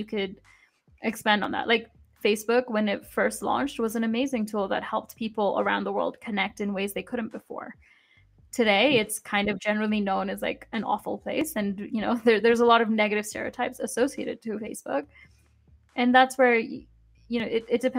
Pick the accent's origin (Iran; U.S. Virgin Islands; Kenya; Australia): Kenya; moved away; growing up in Kenya